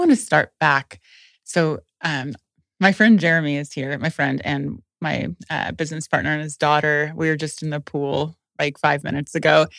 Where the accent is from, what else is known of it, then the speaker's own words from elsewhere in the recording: Indiana, United States; I'm from Indiana